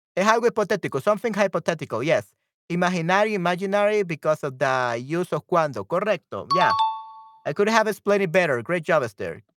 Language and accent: English; El Salvador; I'm from El Salvador. I'm not from Panama